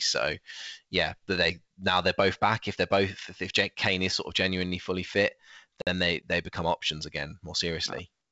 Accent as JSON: {"language": "English", "country": "United Kingdom", "said": "as British people"}